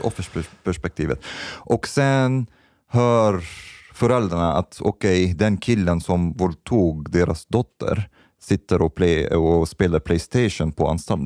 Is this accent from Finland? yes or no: no; Egypt; now in Sweden; Jag kommer från Egypten